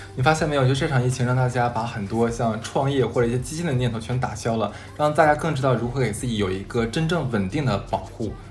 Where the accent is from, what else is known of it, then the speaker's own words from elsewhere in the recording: Harbin, Heilongjiang, China; moved away; 我是哈尔滨人